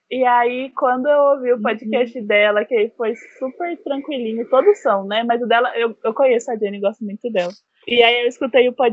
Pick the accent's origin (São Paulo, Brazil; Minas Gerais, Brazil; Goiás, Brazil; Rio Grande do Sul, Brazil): São Paulo, Brazil; now in Bahia, Brazil; Eu sou de São Paulo, mas graças a Deus eu moro na Bahia, no Recôncavo Baiano.